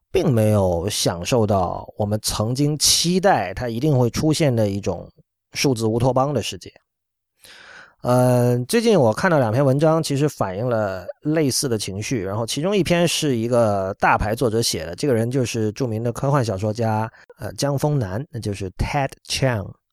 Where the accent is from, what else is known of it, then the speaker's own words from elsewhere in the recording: China; 我们作为中国人来说，嗯，对于真正的激进其实是不陌生的